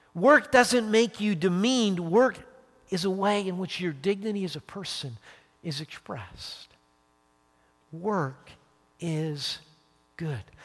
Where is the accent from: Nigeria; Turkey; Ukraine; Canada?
Canada; Calgary, Alberta; moved away as an adult; now in United States; being back sort of where I grew up, my home and native land